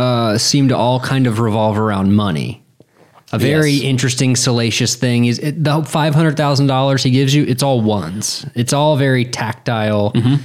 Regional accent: Durham, North Carolina, United States; I grew up in Durham, which is a good, diverse city with colleges and smart things happening.

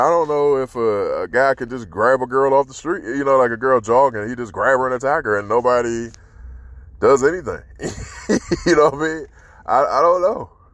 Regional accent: Washington, District of Columbia, United States; growing up in Southeast DC

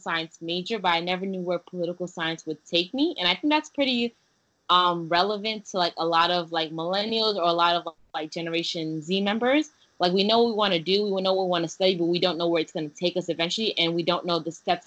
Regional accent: New York City, New York, United States; English is a second language; also born or lived in Haiti; since I was growing up in New York City

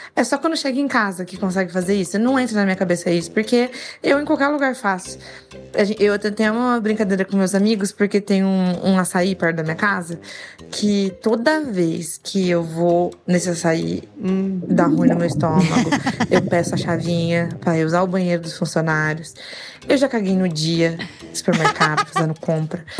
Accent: São Paulo, Brazil; sou de São Paulo

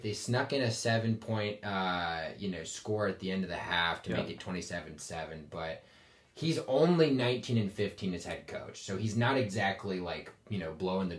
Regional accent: East Coast, United States; I'm from the East Coast.

